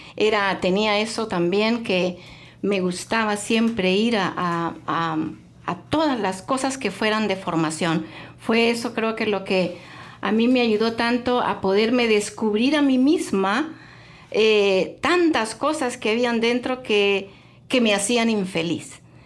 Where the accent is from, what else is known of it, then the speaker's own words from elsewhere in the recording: Honduras; moved away; yo soy ah, hondureña, eh, llegué aquí hace mucho tiempo, hace ya unos 30 años